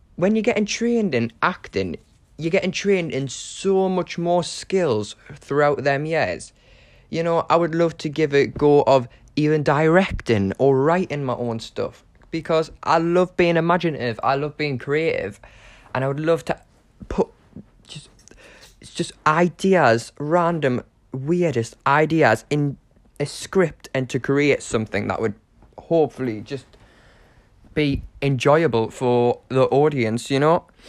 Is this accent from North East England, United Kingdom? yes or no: yes; Newcastle upon Tyne, North East England, United Kingdom; moved away as an adult; now in London, United Kingdom; I'm currently living in Chiswick in London, but I am originally from Newcastle upon Tyne. Um, yeah, I'm a Geordie.